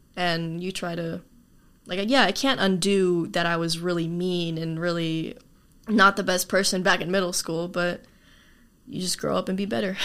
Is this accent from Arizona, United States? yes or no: yes; Tucson, Arizona, United States; also born or lived in Chile / Graham County, Arizona; I've been in Arizona all my life, basically, but not necessarily in Tucson. I used to live in uh, over in Graham County.